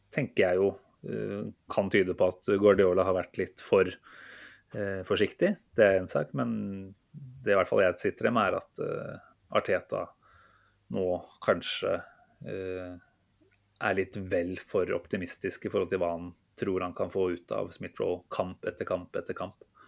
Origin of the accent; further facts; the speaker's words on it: Norway; som nordmann